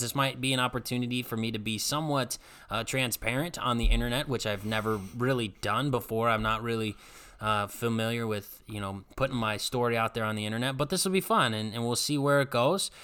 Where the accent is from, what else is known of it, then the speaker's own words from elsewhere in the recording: Strongsville, Ohio, United States; moved away as an adult; move back to my hometown, work in my home church that I grew up going